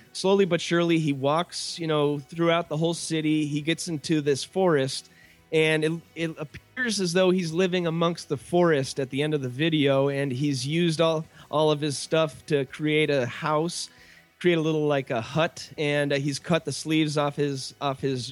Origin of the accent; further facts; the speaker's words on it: Chicago, Illinois, United States; accent: Chicago; my Chicago accent and my Irishness